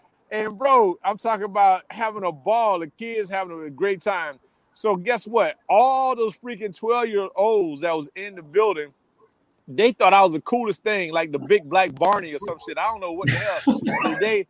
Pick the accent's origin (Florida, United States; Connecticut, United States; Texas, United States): Florida, United States; Miami; I'm from the hood. I'm from Liberty City, Florida.